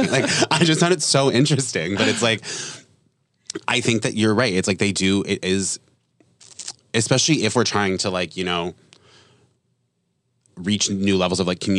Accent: New England, United States; I'm from New England. So there's a lot of like Catholic shame around getting

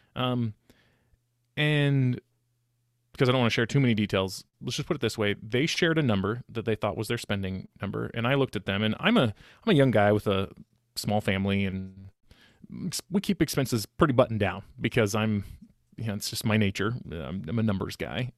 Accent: Sacramento, California, United States; also born or lived in Utah; I was born and raised in Sacramento.

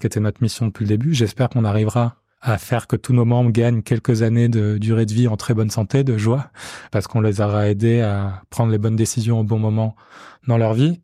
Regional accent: Marseille, Provence-Alpes-Côte d'Azur, France; moved away as an adult; je suis né, j'ai grandi à Marseille

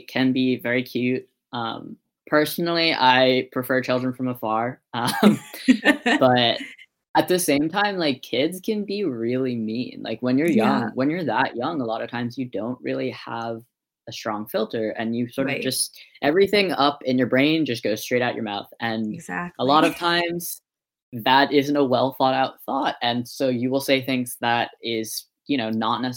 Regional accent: Massachusetts, United States; also born or lived in Guangdong, China / Hunan, China; I grew up in Massachusetts.

